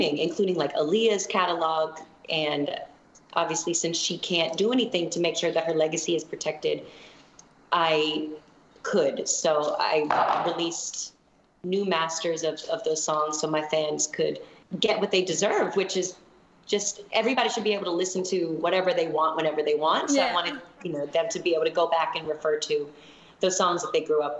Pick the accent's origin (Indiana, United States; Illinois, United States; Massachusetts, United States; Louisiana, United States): Massachusetts, United States; Boston; now in Los Angeles, United States; that's where I'm from. I'm from Boston